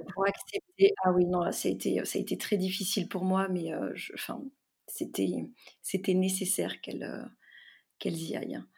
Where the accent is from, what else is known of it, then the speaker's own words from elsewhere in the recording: near Carcassonne, Occitania, France; J'ai grandi près de Carcassonne, auprès de ma grand-mère maternelle, qui parlait occitan et très peu français